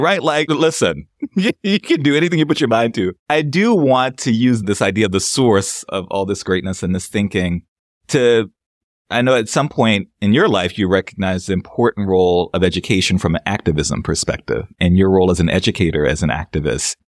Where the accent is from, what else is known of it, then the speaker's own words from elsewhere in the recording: New Orleans, Louisiana, United States; I'm from New Orleans